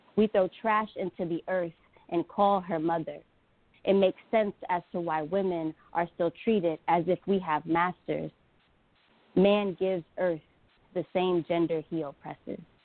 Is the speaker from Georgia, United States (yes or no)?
yes; Atlanta, Georgia, United States; we're both from Atlanta, Georgia